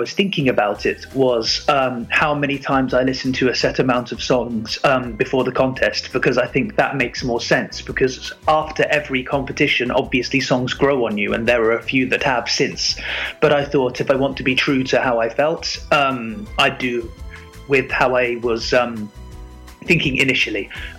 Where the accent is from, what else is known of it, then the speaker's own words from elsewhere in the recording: London, United Kingdom; my home country, the UK. And this year in Liverpool, we were represented by someone from my hometown, from London